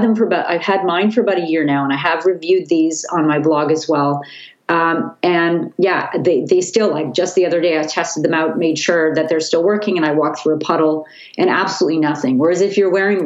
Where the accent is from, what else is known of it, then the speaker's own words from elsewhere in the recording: Vancouver, British Columbia, Canada; I'm from Vancouver